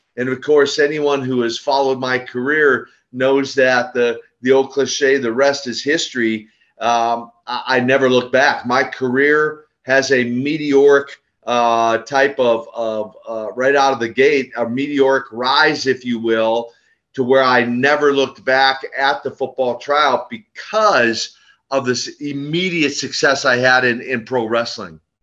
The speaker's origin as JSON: {"language": "English", "town": "Minneapolis", "region": "Minnesota", "country": "United States", "tie": "born or raised there", "said": "I hail from the great state uh, of Minnesota"}